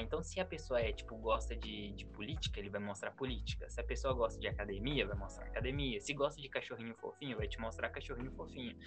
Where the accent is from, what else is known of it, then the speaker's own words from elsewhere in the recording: Minas Gerais, Brazil; accent: mineiro; moved away; o meu sotaque de mineiro